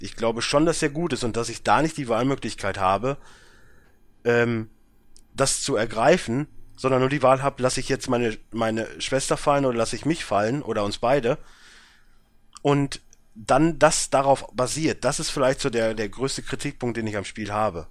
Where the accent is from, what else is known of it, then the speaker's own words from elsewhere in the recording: Germany; als Deutscher